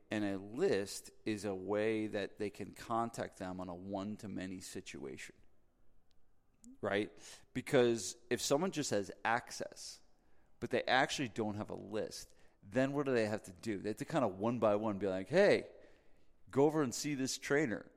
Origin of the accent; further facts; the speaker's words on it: New Jersey, United States; I'm from New Jersey